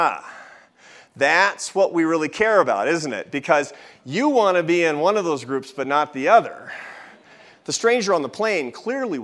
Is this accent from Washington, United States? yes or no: yes; Seattle, Washington, United States; now in Washington, D.C., United States; when I was 17, growing up in Seattle